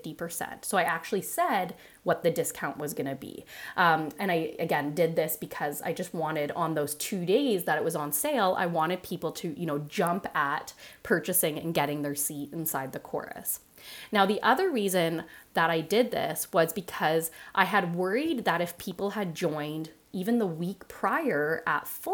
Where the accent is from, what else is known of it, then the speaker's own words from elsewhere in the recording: Canada; Being a Canadian myself, a Canadian nutritionist myself